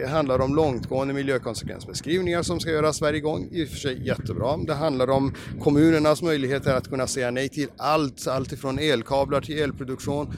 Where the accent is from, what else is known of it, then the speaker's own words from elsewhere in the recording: Norrbotten County, Sweden; Jag är uppväxt i Norrbotten, det är ganska krast där uppe